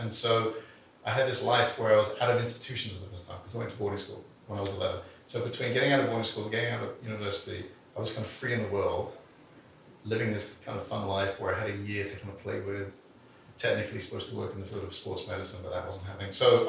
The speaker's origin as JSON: {"language": "English", "region": "England", "country": "United Kingdom", "said": "But people, I'm English, so it sounds intelligent."}